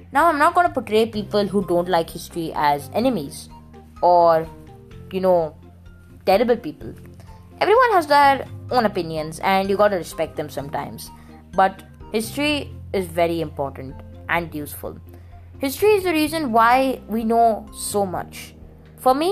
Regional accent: India; I'm an Indian. And I'm 11 years old

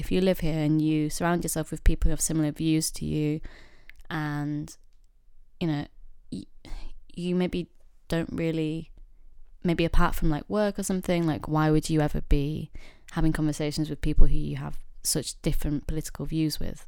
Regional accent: Yorkshire and the Humber, United Kingdom; moved away as an adult; now in London, United Kingdom; I grew up in a very, very small town slash village

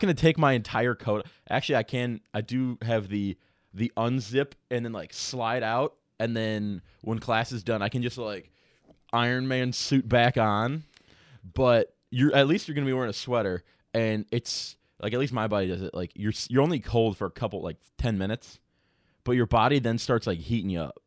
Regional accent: Chicago, Illinois, United States; moved away as an adult; now in Iowa, United States; growing up in Chicago

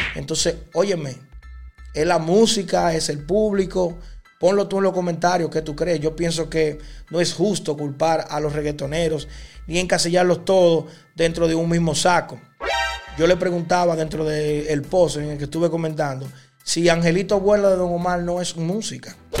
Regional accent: Dominican Republic; mi país, República Dominicana

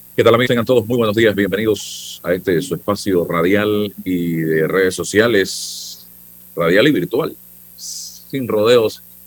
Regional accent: Panama; soy panameño

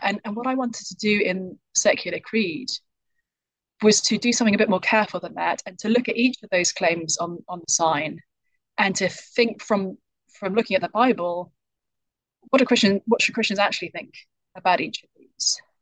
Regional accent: United Kingdom; accent: British; now in United States; I'm from the UK, as people might be able to tell from my accent

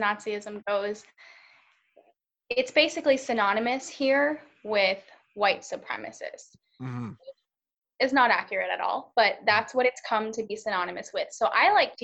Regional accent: United States; also born or lived in Charlotte, North Carolina; being an American

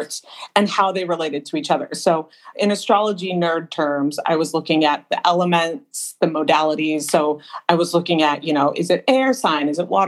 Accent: Southern California, United States; I grew up here in Southern California

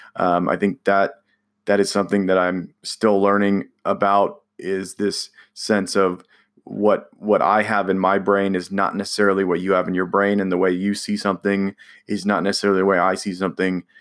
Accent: California, United States; now in Indiana, United States; I'm from California

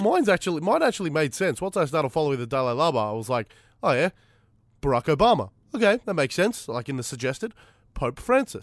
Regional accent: Fitzroy, Victoria, Australia; I was born in Fitzroy

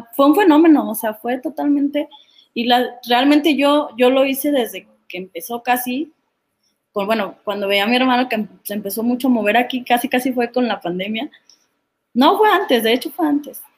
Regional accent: Sahuayo, Michoacán, Mexico; yo soy de Zaguayo, Michoacán

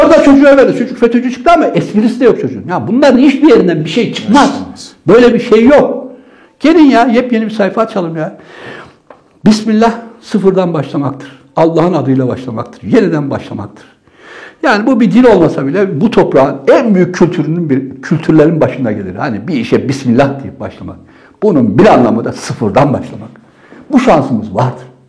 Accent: Trabzon, Turkey; now in Ankara, Turkey; Biz Trabzonluyuz.

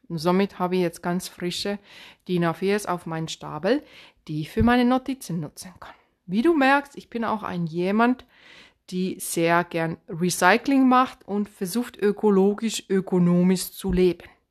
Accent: Finland; accent: Finnish; Swabian dialect; German is a second language; also born or lived in Swabia; now in Germany; ich bin ursprünglich aus Finnland, deswegen dieser komische Akzent. Ich habe mein Deutsch mit Schwaben gelernt, deswegen dieser komische Dialekt

